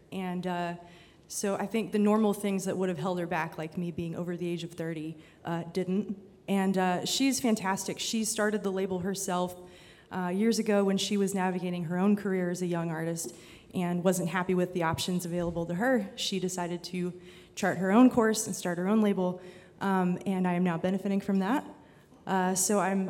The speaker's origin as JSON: {"language": "English", "area": "Lookout Mountain", "region": "Alabama", "country": "United States", "tie": "born or raised there", "moved": "yes", "lives_now": "Austin, United States", "said": "I grew up on a mountain called Lookout Mountain. It's actually in three states. It's in Georgia and Tennessee and Alabama. And I'm from the Alabama side"}